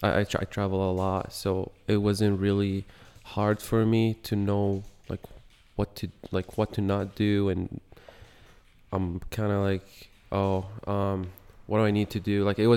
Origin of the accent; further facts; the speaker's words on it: Yemen; I'm from Yemen, born and raised.